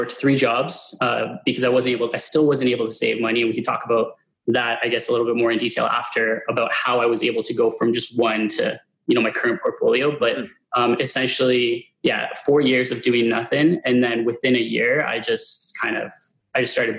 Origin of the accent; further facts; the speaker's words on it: Hamilton, Ontario, Canada; also born or lived in Stoney Creek; I'm originally from Hamilton